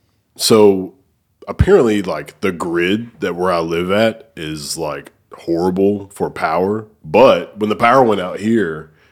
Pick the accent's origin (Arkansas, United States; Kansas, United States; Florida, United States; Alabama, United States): Alabama, United States; Oneonta; moved away as an adult; also born or lived in Cordova, Memphis, Tennessee; now in Memphis, United States; Northeast Alabama. It's I'm from Oneonta. It's a small town outside of like Gaston.